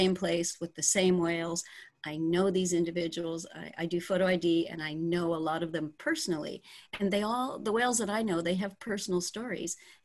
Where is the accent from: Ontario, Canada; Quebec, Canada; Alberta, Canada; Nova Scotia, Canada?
Ontario, Canada; moved away as an adult; also born or lived in British Columbia, Canada / Guerrero Negro, Mexico; now in Bahia Asuncion, Mexico; I was born in Ontario